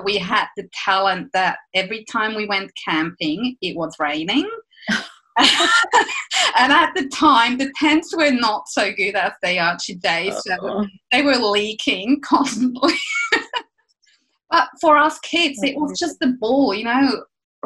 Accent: Switzerland; moved away as an adult; now in Eltham, Australia; I grew up in Switzerland. That explains my accent

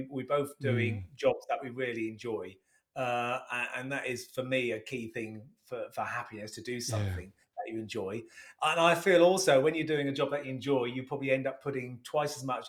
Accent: Sheringham, East of England, United Kingdom; I was initially from Sheringham.

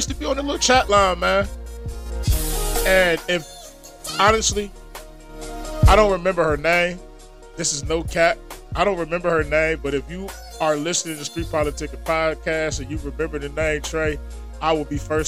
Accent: Philadelphia, Pennsylvania, United States; I was born in Philadelphia, but I was also raised in Philadelphia once I became a man, legally 18.

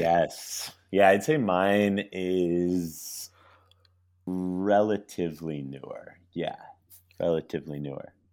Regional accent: Connecticut, United States; another guy from my hometown

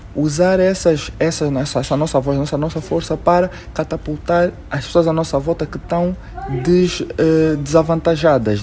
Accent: Angola; como angolano, que eu sou muito angolano e tenho muito orgulho de dizer que eu sou angolano

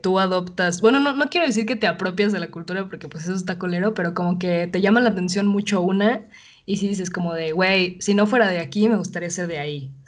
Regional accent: Mexico City, Mexico; accent: chilango; also born or lived in Canada; por ser chilanga

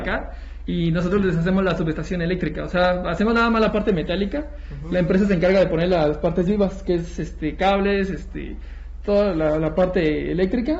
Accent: Ecatepec, State of Mexico, Mexico; Nos queda cerca, somos de Catepec

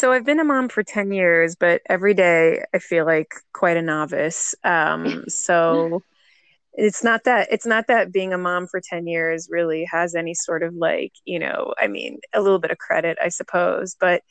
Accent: Jerusalem, Jerusalem District, Israel; I'm from Jerusalem. I'm 40 years old and I've been a mom for 10 years.

